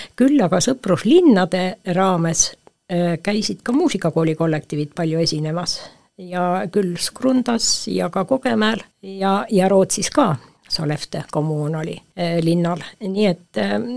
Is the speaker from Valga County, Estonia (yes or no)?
no; Põltsamaa, Jõgeva County, Estonia; Põltsamaa on ikkagi minu kodukoht ja minu kodulinn